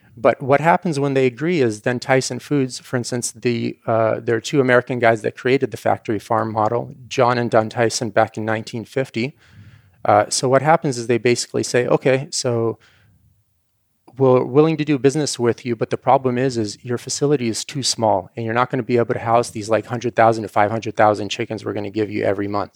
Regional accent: Ukraine; moved away; the kind of farm I grew up on in Ukraine

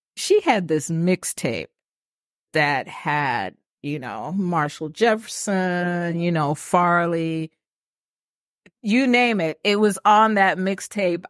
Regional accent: Kingston, Jamaica; now in Atlanta, United States; So I'm a city girl. I'm from Kingston.

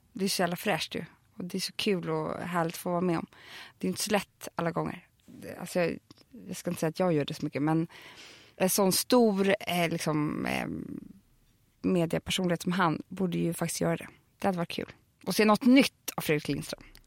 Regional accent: Stockholm, Stockholm County, Sweden; jag är uppväxt på Söder. Jag är från Södermalm.

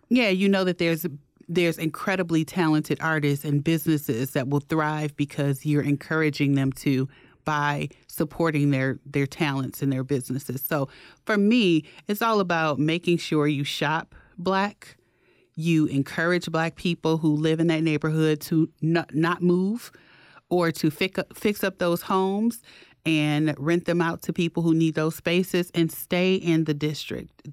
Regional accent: Detroit, Michigan, United States; now in Milwaukee, United States; growing up in Detroit, my dentist was black

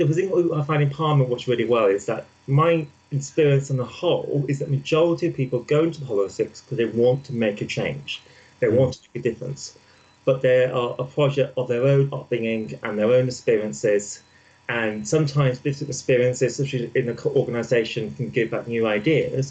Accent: Midlands, United Kingdom; I'm not from London, I'm actually from the Midlands

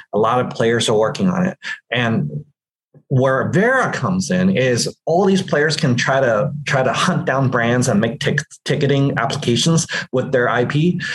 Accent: San Francisco Bay Area, California, United States; I'm born and raised in the San Francisco Bay Area, here in the heart of Silicon Valley.

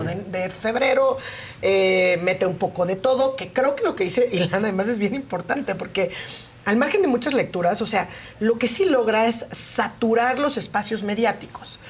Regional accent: Oaxaca, Mexico; yo soy de Oaxaca

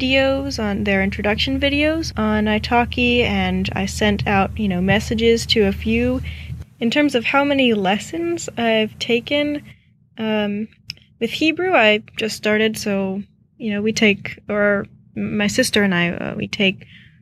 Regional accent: Maryland, United States; I'm from Maryland, which is on the east coast

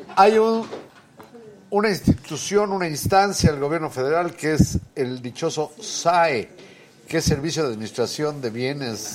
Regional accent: Puebla, Mexico; yo nací en Puebla.

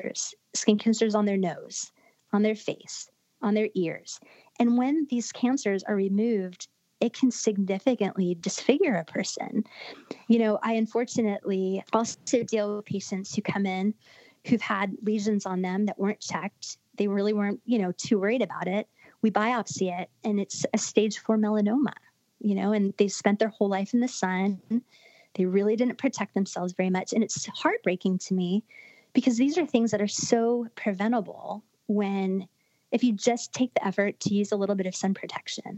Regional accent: Florida, United States; I grew up in Florida.

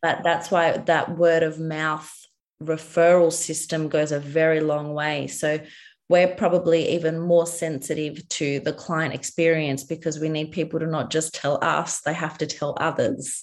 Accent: Australia; I'm a dietitian from Australia

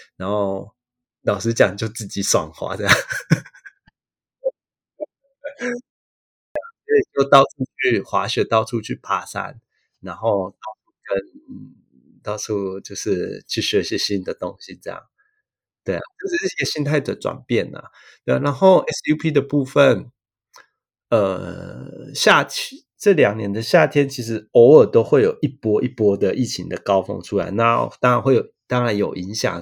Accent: Taiwan; moved away as an adult; now in Miyagi, Japan; 我小时候看到的东西跟日本人不一样，然后还有 台湾跟日本的文化有一些一样的东西

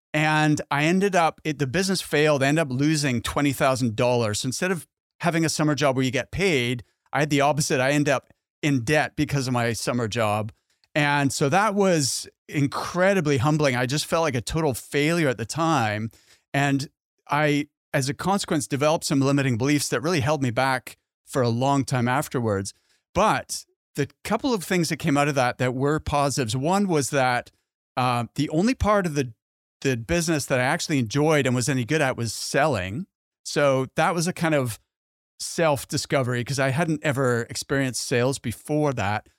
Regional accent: Halifax, Nova Scotia, Canada; my hometown in Halifax

